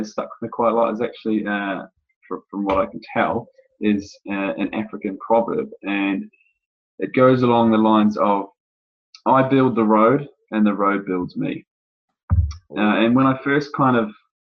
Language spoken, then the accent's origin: English; New Zealand; moved away as an adult; also born or lived in United Kingdom; now in Sydney, Australia; having grown up in New Zealand. My accent may come through to some of you